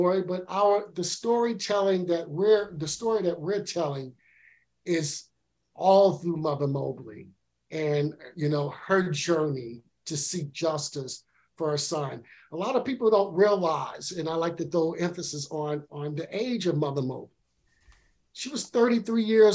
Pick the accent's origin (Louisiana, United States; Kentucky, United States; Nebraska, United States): Louisiana, United States; now in New York City, United States; I'm originally from Louisiana